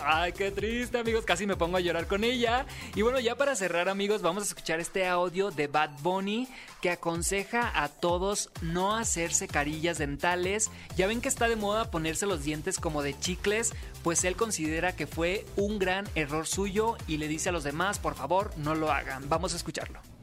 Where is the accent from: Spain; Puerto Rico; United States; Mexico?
Mexico; Sinaloa; moved away; yo soy de Sinaloa, allá es una hora menos